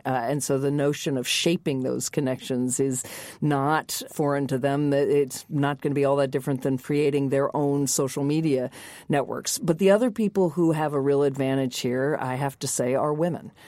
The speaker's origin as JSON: {"language": "English", "region": "the American South", "country": "United States", "tie": "born or raised there", "said": "when I grew up in the American South"}